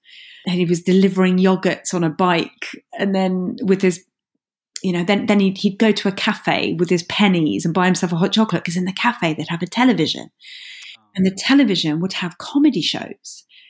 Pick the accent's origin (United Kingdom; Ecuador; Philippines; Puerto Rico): United Kingdom; London; accent: Cockney; I learned very quickly at school to drop my Cockney accent, because I went to London State School and I dropped my Cockney accent and spoke like this